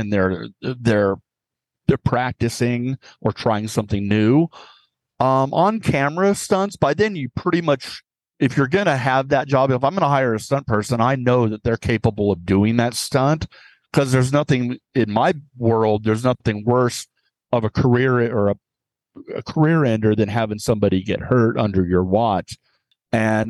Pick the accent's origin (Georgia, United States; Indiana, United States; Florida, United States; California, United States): California, United States; San Diego; I was born in Sharp Hospital in San Diego